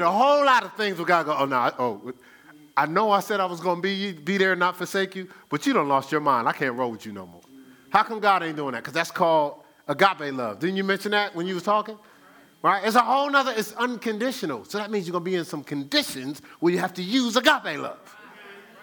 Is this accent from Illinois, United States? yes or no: no; New Jersey, United States; moved away; I'm from Jersey